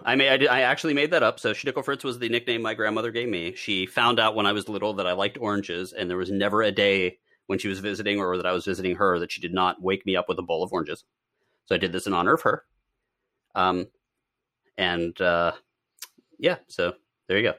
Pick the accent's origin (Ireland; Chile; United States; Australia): United States; Pennsylvania; It's, uh, not Amish country, but I'm from Pennsylvania